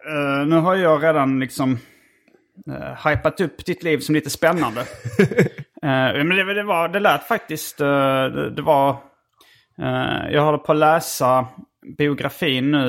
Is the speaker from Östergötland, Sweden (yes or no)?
no; Lund, Skåne, Sweden; Men jag är född på Lunds BB. Mm. Eh, eh Lunds KK, hette det inte